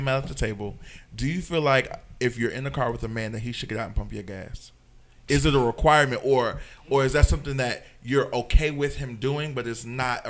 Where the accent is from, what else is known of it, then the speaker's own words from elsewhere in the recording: New York, United States; moved away; also born or lived in the South; I moved down south, that was the norm. That was the requirement of a man to do, to give his seat up. But I'm from New York.